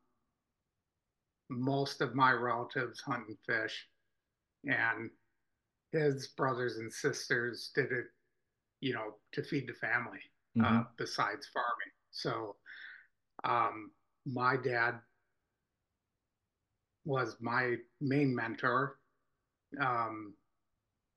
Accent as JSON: {"language": "English", "town": "Pewaukee", "region": "Wisconsin", "country": "United States", "tie": "born or raised there", "said": "I'm from Waukesha County. I was born and raised in Pewaukee on a small farm"}